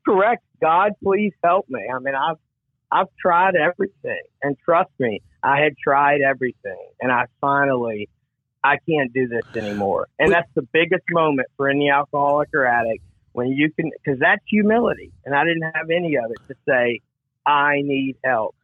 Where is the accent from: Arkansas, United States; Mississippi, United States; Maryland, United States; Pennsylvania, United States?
Mississippi, United States; Gulfport; I grew up in, uh, in Gulfport, Mississippi, uh, on the Mississippi coast